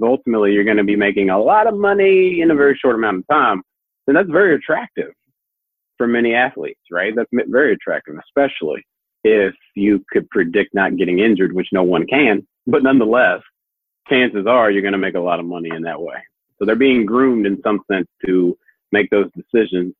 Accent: Louisville, Kentucky, United States; here when we're from Louisville and in the state of Kentucky

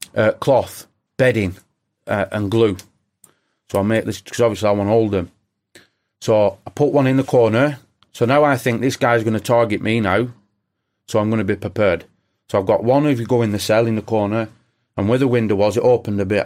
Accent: England, United Kingdom; being English

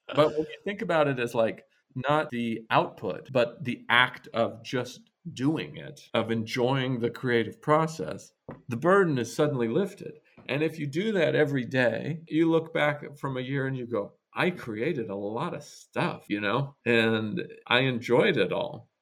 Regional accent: Idaho, United States; moved away as an adult; also born or lived in New York; I was from this very rural place. I was from Idaho.

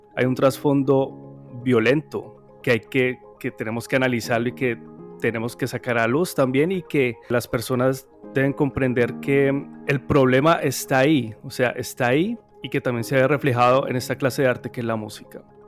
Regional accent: Cali, Valle del Cauca, Colombia; yo soy caleño

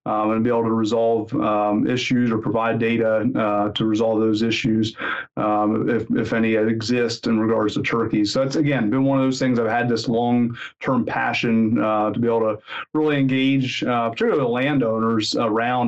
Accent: Pennsylvania, United States; moved away as an adult; also born or lived in Mississippi / Georgia; now in Lincoln, United States; I grew up in Pennsylvania

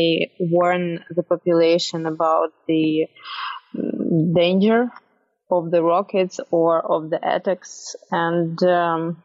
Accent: Kyiv, Ukraine; it's my hometown

